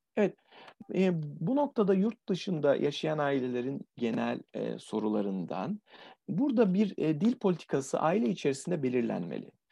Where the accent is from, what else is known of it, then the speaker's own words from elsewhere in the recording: Adana, Turkey; Adana'dan, e, memleketim, sıcak memleketten